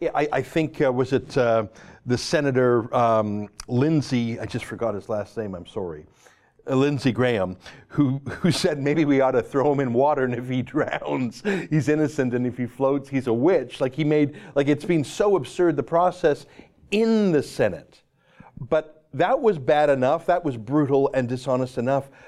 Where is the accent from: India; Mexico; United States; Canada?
Canada; I'm a Canadian